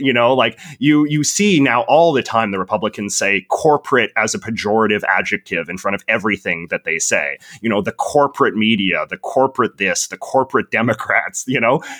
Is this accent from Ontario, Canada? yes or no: no; Vancouver, British Columbia, Canada; I'm from Vancouver, which has some of the most expensive and overinflated property prices in the entire world